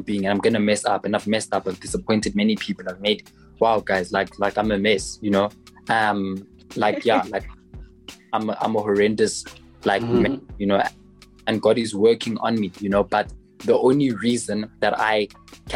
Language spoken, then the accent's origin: English; South Africa; I'm South African, so I have context